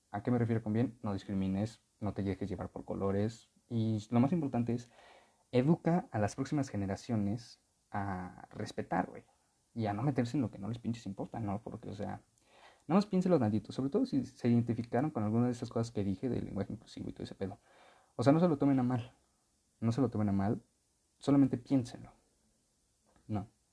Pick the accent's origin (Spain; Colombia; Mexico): Mexico; Texcoco, State of Mexico; originaria de aquí en mi pueblo, de Texcoco